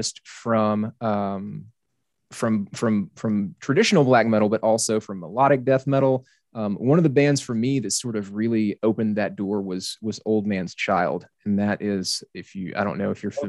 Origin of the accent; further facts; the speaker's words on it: South Arkansas, United States; I grew up in Arkansas, so the weather is very, very similar, South Arkansas